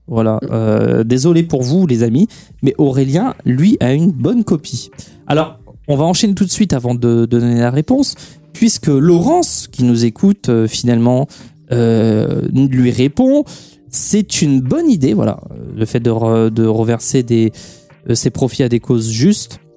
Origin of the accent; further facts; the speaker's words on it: Portugal; Moi je suis portugais